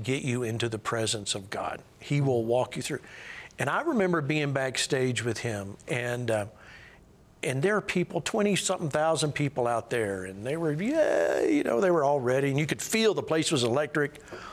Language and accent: English; United States; as long as I don't open my mouth, they don't know if I'm from America